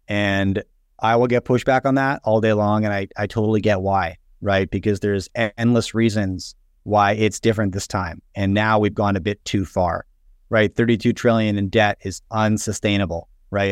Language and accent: English; Canada; I grew up in the nineties in, in Canada